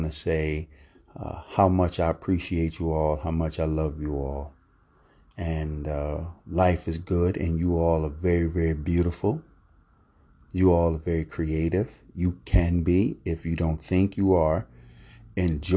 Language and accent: English; Philadelphia, Pennsylvania, United States; now in Florida, United States; my hometown of Philadelphia